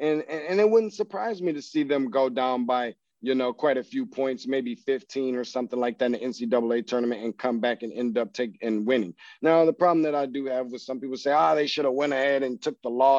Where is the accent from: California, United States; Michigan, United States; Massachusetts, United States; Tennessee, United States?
Michigan, United States; I'm not from Missouri. I'm from Michigan